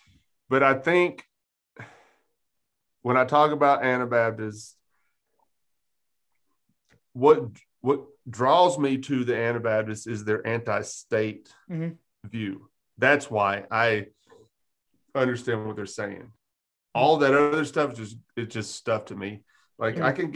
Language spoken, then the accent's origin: English; Texas, United States; now in Fayette County, Tennessee, United States; I'm from Texas